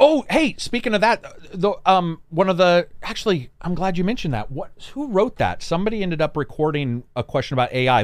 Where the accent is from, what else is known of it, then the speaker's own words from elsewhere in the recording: Oregon, United States; they're talking in, like, Oregonian from where I'm from